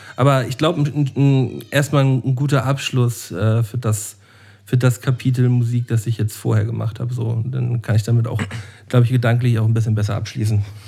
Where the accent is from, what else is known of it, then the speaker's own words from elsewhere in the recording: Germany; als echter Deutscher